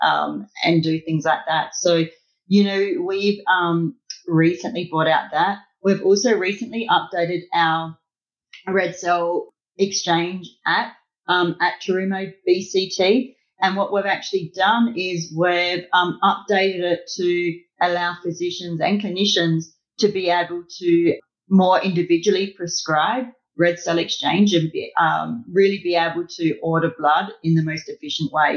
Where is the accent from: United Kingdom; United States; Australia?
Australia; I'm Australian, I talk mils.